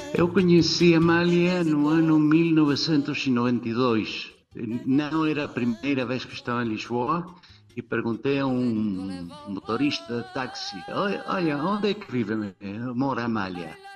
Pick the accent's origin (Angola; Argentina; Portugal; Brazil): Argentina; Portuguese is a second language; eu venho da Argentina